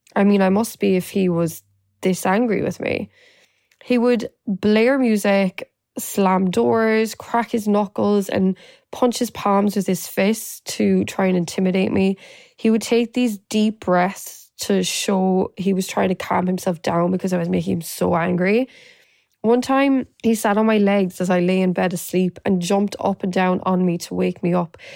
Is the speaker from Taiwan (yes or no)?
no; Ireland; moved away as an adult; now in New York, United States; I was born and raised in Ireland and moved to New York eleven years ago.